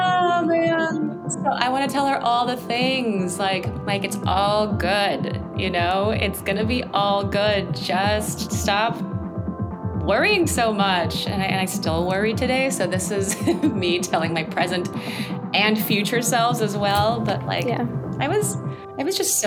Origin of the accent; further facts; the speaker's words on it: South Korea; moved away; growing up in Korea